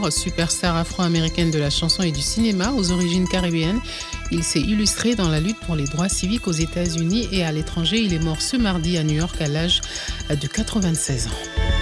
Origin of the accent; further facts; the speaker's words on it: Ségou, Ségou Region, Mali; Moi, je viens de Ségou Fatene. Mon enfant a plus d'un an.